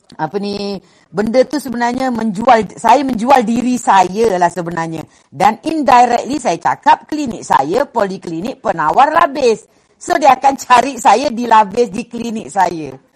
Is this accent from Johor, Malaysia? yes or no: no; Sungai Besar, Selangor, Malaysia; saya sebenarnya orang kampung je. Okey, saya daripada Sabak Bernam, Sungai Besar Sabak Bernam, Selangor.